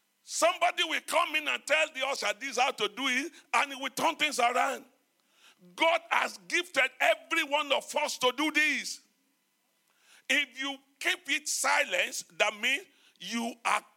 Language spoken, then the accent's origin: English; Nigeria; moved away; as a Nigerian